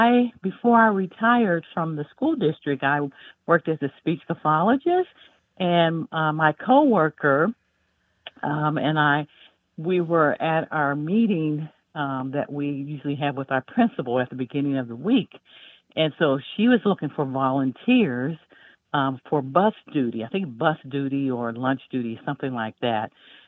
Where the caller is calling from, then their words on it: Greensboro, North Carolina, United States; I'm calling from Greensboro, North Carolina.